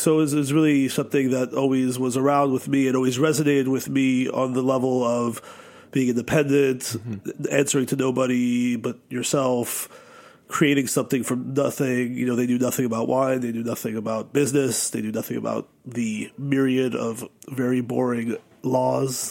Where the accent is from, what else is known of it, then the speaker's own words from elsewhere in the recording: New York City, New York, United States; I grew up in New York City